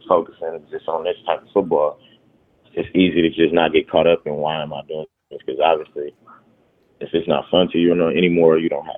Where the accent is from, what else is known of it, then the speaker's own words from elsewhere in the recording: Oakland, California, United States; I would get to play professional football for my hometown